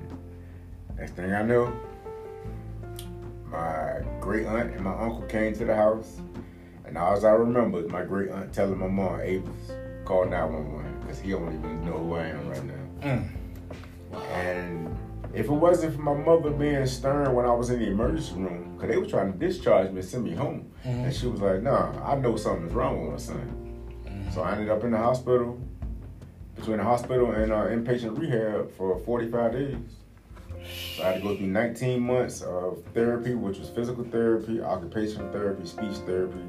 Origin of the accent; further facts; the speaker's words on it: Virginia, United States; I'm from Virginia